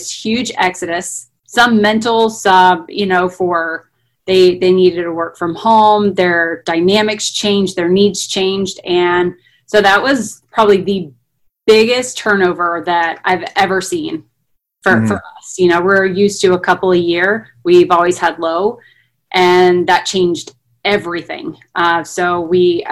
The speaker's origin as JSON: {"language": "English", "town": "Jacksonville", "region": "Florida", "country": "United States", "tie": "born or raised there", "said": "I'm from Jacksonville, Florida, born and raised here."}